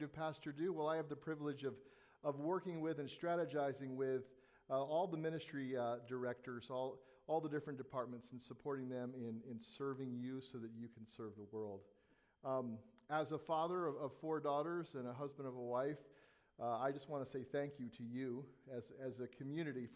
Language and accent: English; Southern California, United States; As a young boy growing up in Southern California